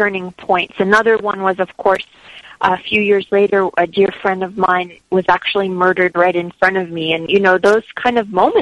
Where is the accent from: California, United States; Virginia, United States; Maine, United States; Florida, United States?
California, United States; Los Angeles; moved away; I grew up in Los Angeles, in Hollywood, actually.